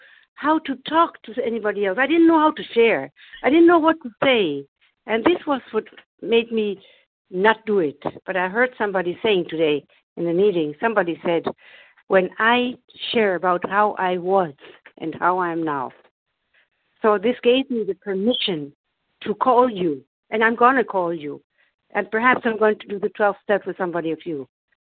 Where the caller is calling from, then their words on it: Germany; I'm compulsive overeating in recovery, and I'm calling from Germany.